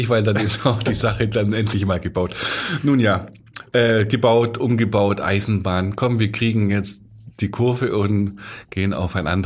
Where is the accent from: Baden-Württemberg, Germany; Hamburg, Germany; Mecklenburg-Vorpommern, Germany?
Baden-Württemberg, Germany; Sindelfingen; IBM Club klingt für mich als Sindelfinger